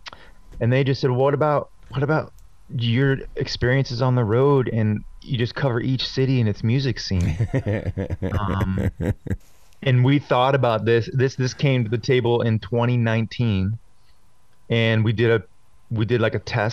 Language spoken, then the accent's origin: English; Boston, Massachusetts, United States; I'm from Boston